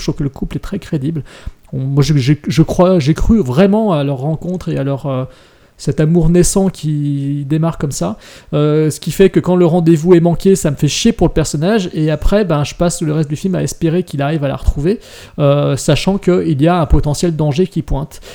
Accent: France; chez nous, en France

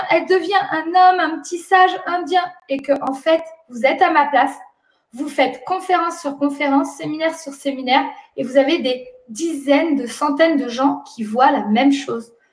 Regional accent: France; moi je suis née en France et grandi en France

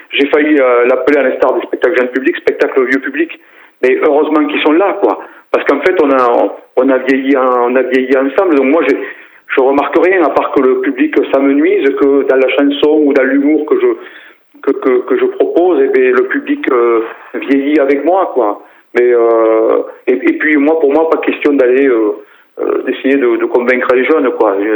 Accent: Decazeville coal basin, Occitania, France; Moi, je suis né à, à, à Vivière, bassin mouillé de Decazeville, euh, fils de, de, Prolo, quoi.

